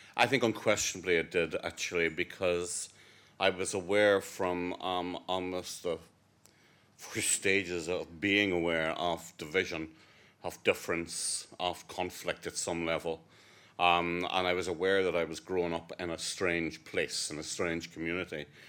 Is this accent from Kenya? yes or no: no; Ireland; as an Irishman who passionately believes in the peaceful, negotiated re-, reunion of our country